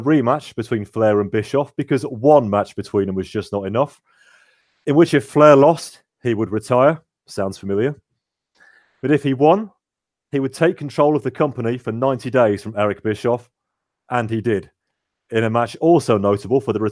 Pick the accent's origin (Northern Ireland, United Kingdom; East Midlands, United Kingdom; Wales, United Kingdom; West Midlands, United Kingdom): West Midlands, United Kingdom; Birmingham; I'm from Birmingham